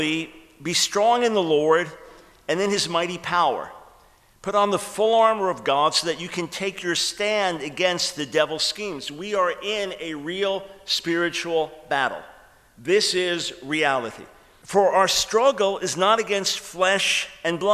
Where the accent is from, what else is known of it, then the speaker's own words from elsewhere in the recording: New York, United States; moved away; I'm from New York originally